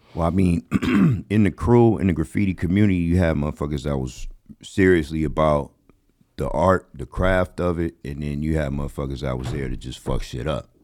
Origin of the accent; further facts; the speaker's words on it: Los Angeles, California, United States; I grew up in the Crenshaw District